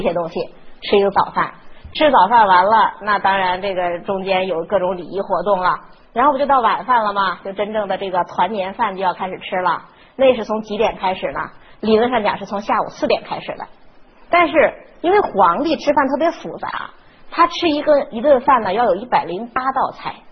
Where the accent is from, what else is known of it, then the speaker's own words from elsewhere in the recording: China; 我们中国人就信这个五行